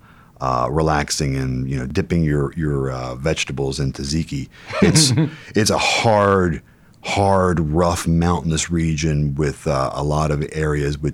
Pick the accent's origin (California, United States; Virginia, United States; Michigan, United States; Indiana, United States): Virginia, United States; I'm from Virginia. I haven't left Virginia.